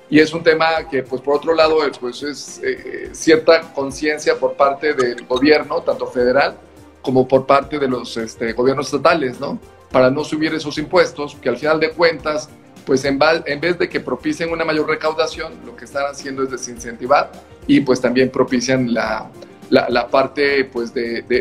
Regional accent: Mexico; Que nosotros como mexicanos también tengamos esas clases, ¿no?

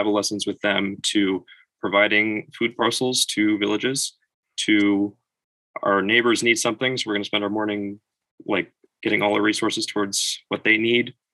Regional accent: Meriden, Connecticut, United States; I'm from Meriden, Connecticut

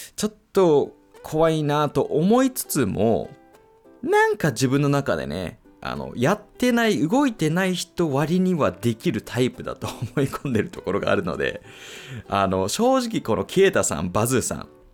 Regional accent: United States; moved away; 僕アメリカ育ちなんですけど

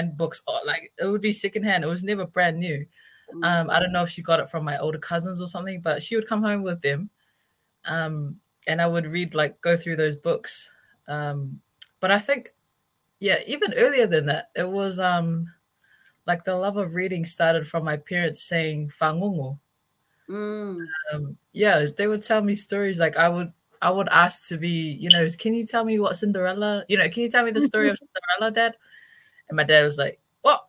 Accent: Auckland, New Zealand; I'm from West Auckland

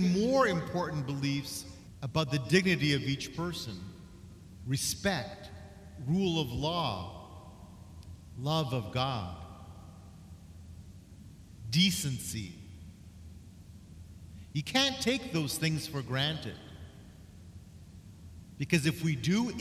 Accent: Canada; as a Canadian

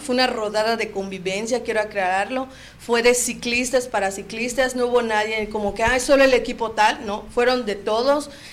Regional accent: Cozumel, Quintana Roo, Mexico; somos de Cozumel

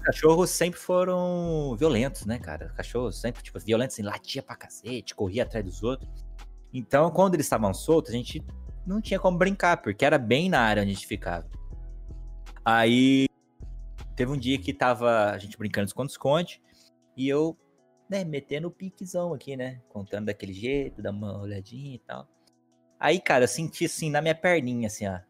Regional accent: Aguaí, São Paulo, Brazil; accent: meio paulistano e meio mineiro; Minha infância foi aqui em Aguaí, no interior de São Paulo

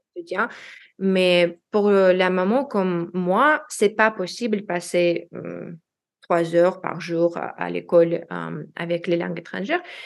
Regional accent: Russia; first language Russian; French is a second language; moved away as an adult; also born or lived in United States / Washington DC, United States; now in Lyon, France; je suis une expatriée russe-américaine en France maintenant

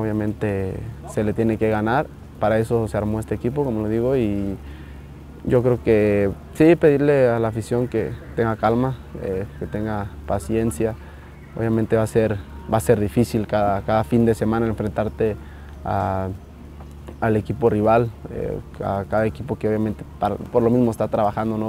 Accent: Mexico; todos somos mexicanos

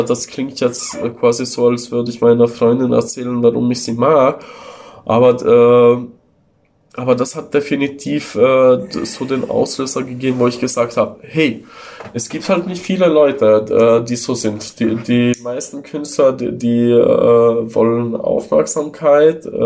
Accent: Italy; first language Italian; German is a second language; eine sehr viel ältere Sprache als das äh, Italienische, also meine Muttersprache.

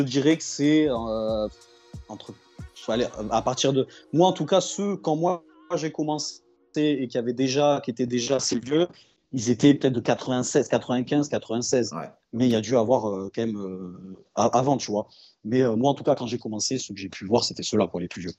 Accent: Perpignan, Occitania, France; je suis bah, de Perpignan, originaire de Perpignan, le, du coup le, sud euh, du sud

